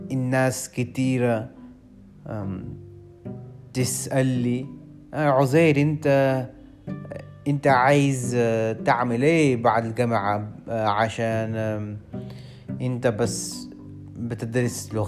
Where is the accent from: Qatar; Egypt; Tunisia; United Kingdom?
United Kingdom; London; born there; Arabic is a second language; انا عندي 22 سنه انا مولود في انجلترا في لندن لكن اصلي اصلي مش انجليزي مامتي هي من باكستان وبابايا من الهند